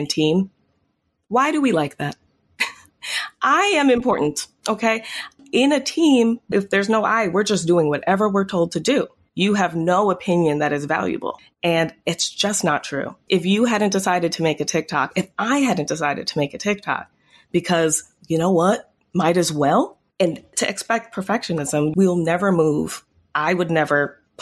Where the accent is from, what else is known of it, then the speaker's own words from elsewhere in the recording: Teaneck, New Jersey, United States; I grew up mostly in Teaneck, New Jersey, which was the first town to voluntarily integrate their schools